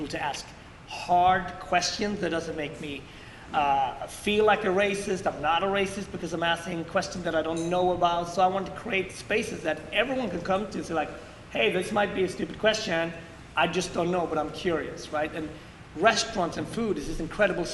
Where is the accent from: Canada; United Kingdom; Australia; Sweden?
Sweden; also born or lived in Ethiopia; now in New York City, United States; growing up in Sweden